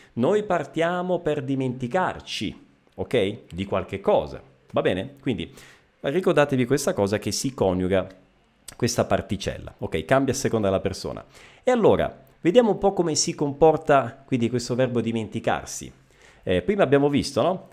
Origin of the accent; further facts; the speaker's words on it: Messina, Sicily, Italy; Io sono eh, messinese, eh, quindi siciliano di Messina, della città di Messina